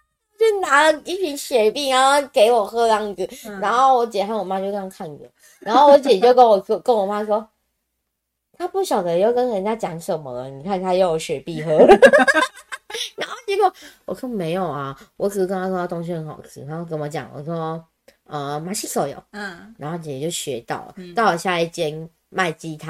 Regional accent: Taiwan; 就反正我都会抓说我是从台湾来的呀

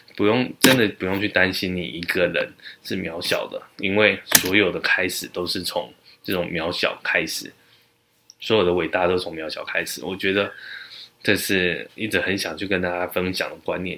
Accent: Taichung, Taiwan; now in Taipei, Taiwan; 因为我从小是在台中长大

